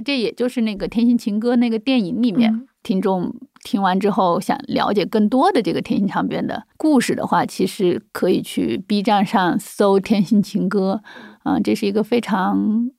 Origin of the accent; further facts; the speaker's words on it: China; also born or lived in Dali; now in Beijing, China; 我们中国人